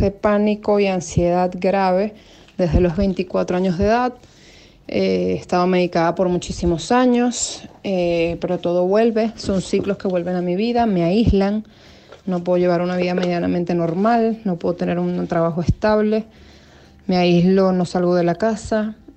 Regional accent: Venezuela; Yo soy venezolana, tengo 36 años

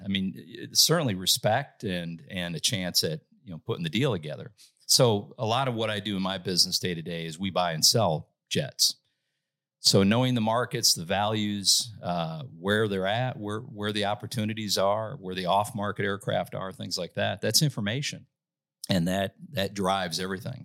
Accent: Saint Paul, Minnesota, United States; moved away as an adult; now in Nashville, United States; I'm from Minnesota, born and raised in Saint Paul, Minnesota

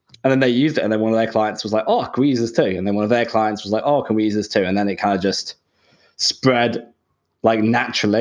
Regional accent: Shropshire, West Midlands, United Kingdom; moved away as an adult; now in Sydney, Australia; Grew up in the Midlands in the UK, in a little the middle of nowhere, somewhere called Shropshire

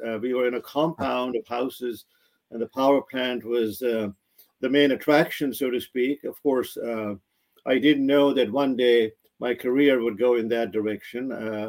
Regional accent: Pakistan; That is correct. Yes, 1953, April 25th.

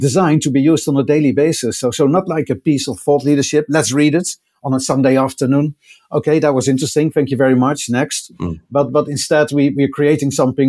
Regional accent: Netherlands; accent: Dutch; I'm doing this broadcast from the Netherlands, as you can probably tell by my accent, which I wouldn't be able to hide.

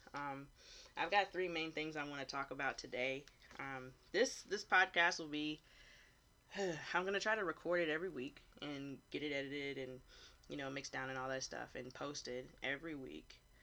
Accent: Hilton Head, South Carolina, United States; I was born and raised on Hilton Head, South Carolina

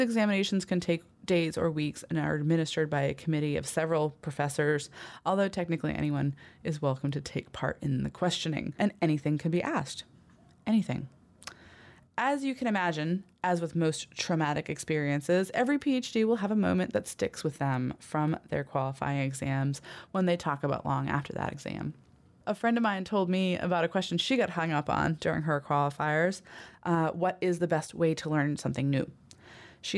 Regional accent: New Hampshire, United States; moved away; I'm originally from New Hampshire. I grew up here, but it's been about 20 years since I left

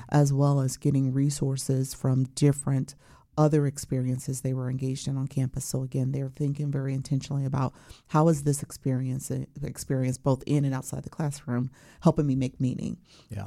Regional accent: Chicago, Illinois, United States; also born or lived in Champaign-Urbana, Illinois; I'm originally from Chicago, Illinois, okay. and went to Morgan Park High School

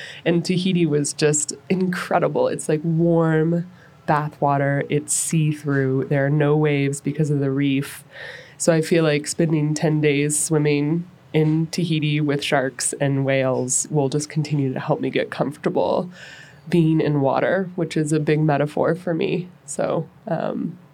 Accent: Phoenix, Arizona, United States; also born or lived in Dallas / Portland / Los Angeles; now in Denver, United States; I grew up in Phoenix

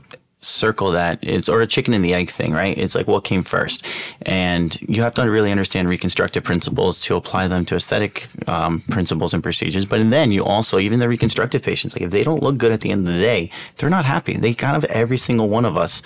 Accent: Baltimore, Maryland, United States; moved away as an adult; also born or lived in Toronto, Canada / Alabama / New York; now in Los Angeles, United States; And then our family kind of landed in Maryland. And that's where we did middle school, high school, and grew up there

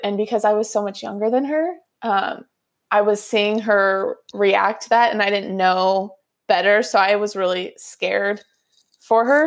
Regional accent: outside of Sacramento, California, United States; also born or lived in Hawaii / Florida; this is where I grew up

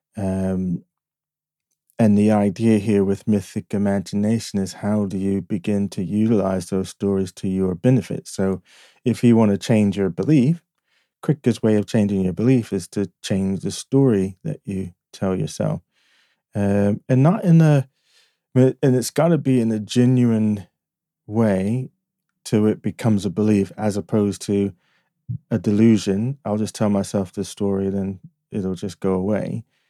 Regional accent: Newark, New Jersey, United States; also born or lived in Fort Monmouth, New Jersey; I grew up in the inner city. I was born in Newark, New Jersey.

